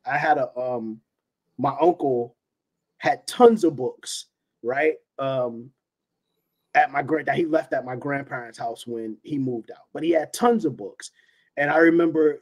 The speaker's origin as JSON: {"language": "English", "town": "New York City", "region": "New York", "country": "United States", "tie": "born or raised there", "said": "East New York, where I grew up in Brooklyn"}